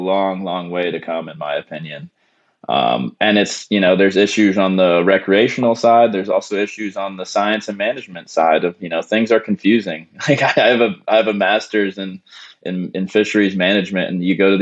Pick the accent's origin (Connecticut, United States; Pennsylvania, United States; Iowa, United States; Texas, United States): Pennsylvania, United States; moved away as an adult; also born or lived in Tampa, Florida / Louisiana; I grew up in Pennsylvania